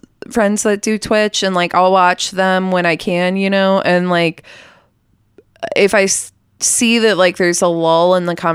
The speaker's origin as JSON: {"language": "English", "town": "Austin", "region": "Texas", "country": "United States", "said": "we're all from Austin"}